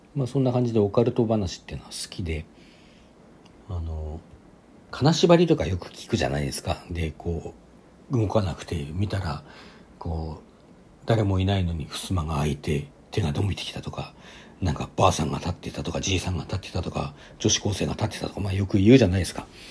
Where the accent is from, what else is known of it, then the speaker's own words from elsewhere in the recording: Sapporo, Hokkaido, Japan; 地元の札幌